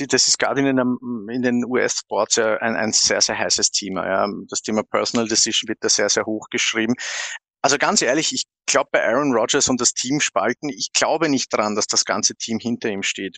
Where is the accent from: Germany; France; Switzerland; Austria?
Austria; bei uns in Österreich